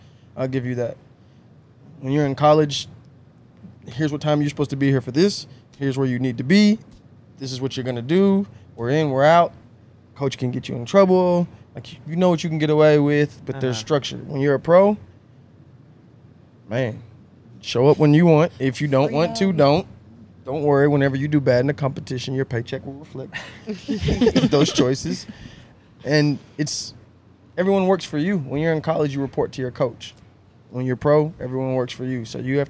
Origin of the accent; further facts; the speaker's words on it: United States; I'm American.